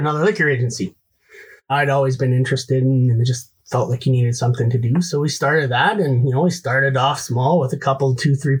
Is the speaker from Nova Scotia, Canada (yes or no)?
no; Edmonton, Alberta, Canada; also born or lived in Calgary; I'm from Alberta. I was born and raised in Edmonton.